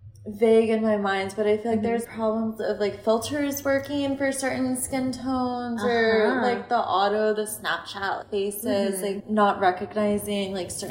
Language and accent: English; United States; Like, we're biased. We're American.